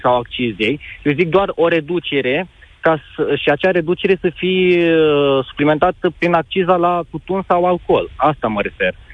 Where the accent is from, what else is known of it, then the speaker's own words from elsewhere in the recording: Moldova; Eu nu sunt uh, din uh, România, sunt din Republica Moldova